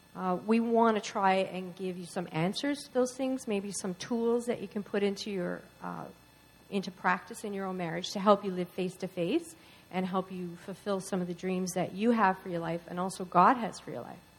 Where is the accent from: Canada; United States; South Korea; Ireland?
Canada; Newfoundland and Labrador; moved away; We're both from Newfoundland.